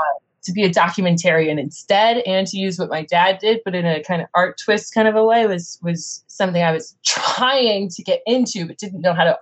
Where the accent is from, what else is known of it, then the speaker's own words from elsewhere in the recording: Kansas City, Missouri, United States; now in Brooklyn, United States; I grew up in Kansas City, Missouri